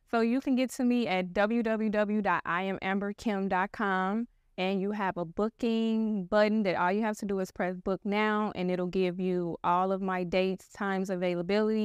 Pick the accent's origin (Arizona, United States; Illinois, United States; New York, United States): Illinois, United States; Chicago; I am actually from Chicago, born and raised on the South Side